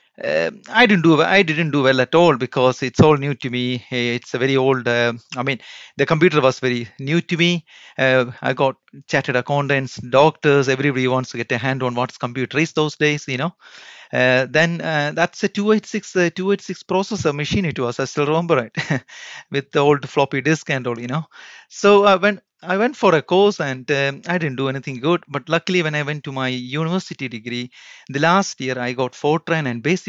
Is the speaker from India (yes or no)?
yes; Kerala, India; accent: Indian English; English is a second language; moved away as an adult; also born or lived in Bangalore, India / Delhi, India; now in Bolton, United Kingdom; I born and brought up in India only